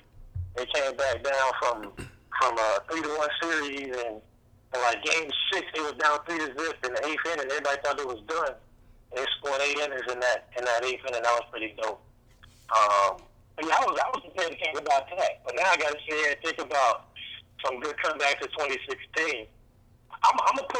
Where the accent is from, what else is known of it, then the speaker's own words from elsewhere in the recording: the South, United States; Yeah, I'm from the South, so, like, that just wasn't cool in the South.